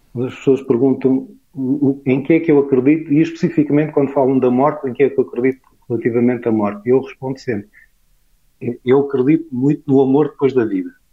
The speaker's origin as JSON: {"language": "Portuguese", "country": "Portugal"}